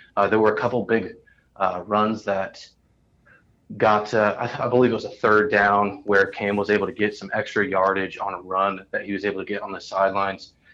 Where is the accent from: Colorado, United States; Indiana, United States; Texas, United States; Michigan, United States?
Indiana, United States; Indianapolis; I'm from Indianapolis